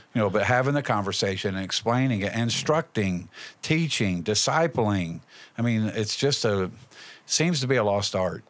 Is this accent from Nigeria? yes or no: no; Indianapolis, Indiana, United States; moved away as an adult; also born or lived in Wayne County, West Virginia; now in West Virginia, United States; we're from Indianapolis. We moved down here in ninety-two